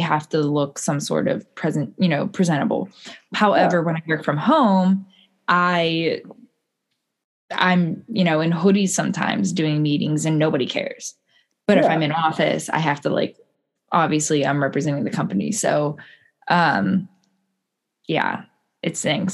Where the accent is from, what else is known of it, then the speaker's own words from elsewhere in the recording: United States; I'm American